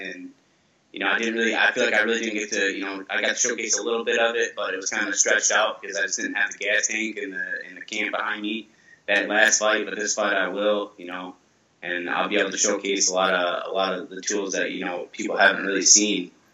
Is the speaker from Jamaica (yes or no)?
no; Grand Rapids, Michigan, United States; my hometown in Grand Rapids